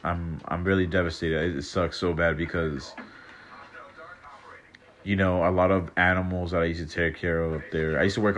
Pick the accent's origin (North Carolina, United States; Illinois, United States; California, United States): California, United States; La Quinta; moved away; At the 111, that's like the main highway down, like back home. I'm actually from La Quinta